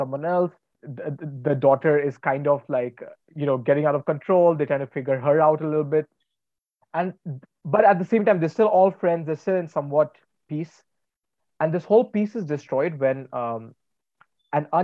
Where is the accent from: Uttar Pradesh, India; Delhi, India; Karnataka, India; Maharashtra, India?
Uttar Pradesh, India; Varanasi; someone who's from Banaras